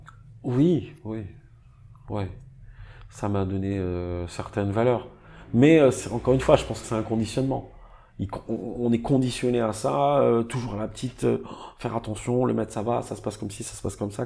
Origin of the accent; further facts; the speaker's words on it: Nice, Provence-Alpes-Côte d'Azur, France; Je reviens, euh, chez moi en France, dans ma ville à Nice